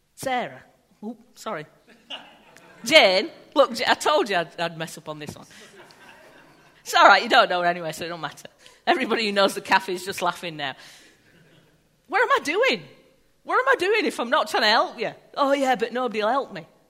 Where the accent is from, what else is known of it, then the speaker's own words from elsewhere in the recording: England, United Kingdom; we're English, so we're rubbish with words